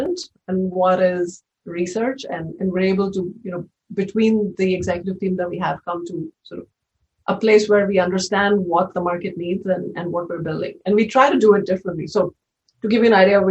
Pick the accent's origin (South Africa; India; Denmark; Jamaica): India; moved away as an adult; also born or lived in Mumbai / Bay Area; now in United States; I was born in India and spent the first 22 years of my life there